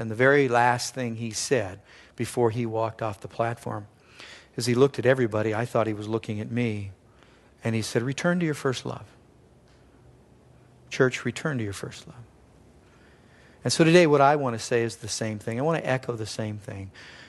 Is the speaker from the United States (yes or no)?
yes; Simi Valley, California, United States; he pastors in the hometown I grew up in Simi Valley, California.